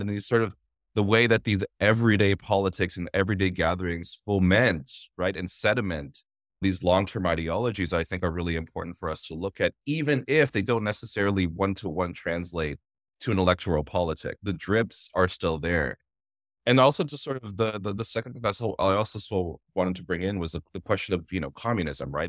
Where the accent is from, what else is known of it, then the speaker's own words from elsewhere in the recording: Toronto, Ontario, Canada; myself and the Filipino Toronto community associated being Filipino with those spaces